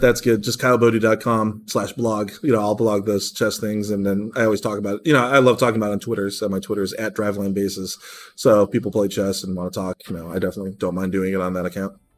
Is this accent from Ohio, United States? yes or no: yes; Cleveland, Ohio, United States; now in Seattle, United States; my hometown team, Cleveland, Ohio